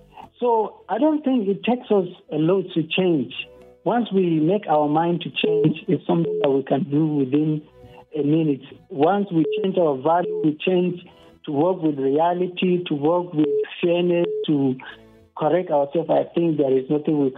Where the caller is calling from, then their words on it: Pankshin, Plateau, Nigeria; I'm calling from Pangshin.